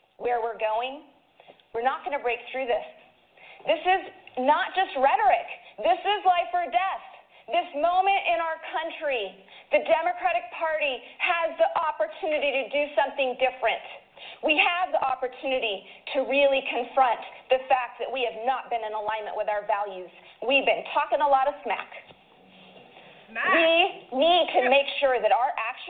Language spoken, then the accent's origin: English; Idaho, United States; I am from Idaho